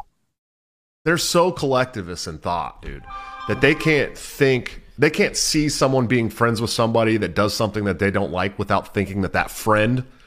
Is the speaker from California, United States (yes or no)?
yes; Oakland, California, United States; I'm from Oakland, California